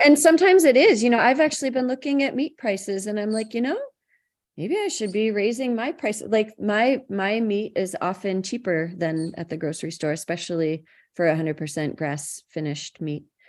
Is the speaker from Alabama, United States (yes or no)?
no; Madison County, New York, United States; I grew up in Madison County, New York, so I was surrounded by farms